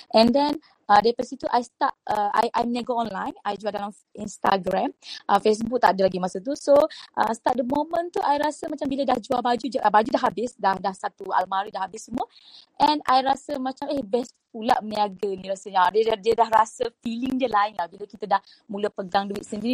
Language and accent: Malay; Besut, Terengganu, Malaysia; accent: Kelantan; moved away as an adult; now in Kuala Lumpur, Malaysia; I ni sebenarnya budak kampung daripada Terengganu, Besut Terengganu. Uh, kemudian datang ke KL masa umur rasanya fonsi 6 kot. Eh, no, no, uh, dajah 6, dajah 6. Dajah 6 and then duduk KL. Uh, tapi bahasa dan language I tu banyak bunyi Kelantan